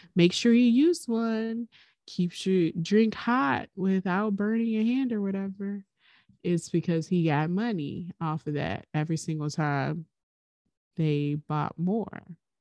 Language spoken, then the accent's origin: English; Highland Park, United States; growing up in Highland Park on Carolina Avenue